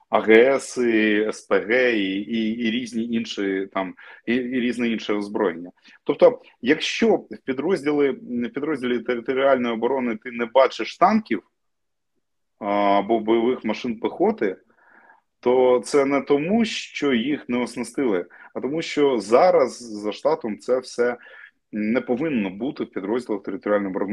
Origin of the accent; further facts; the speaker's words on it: Crimea, Ukraine; moved away; я кримчанин. І мені було важливо жити на півострові поруч з батьками